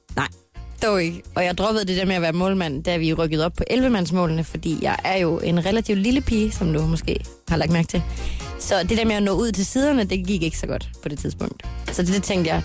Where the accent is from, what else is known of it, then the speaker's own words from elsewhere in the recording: Ry, Central Denmark Region, Denmark; now in Zealand, Denmark; Jeg er vokset op i Ry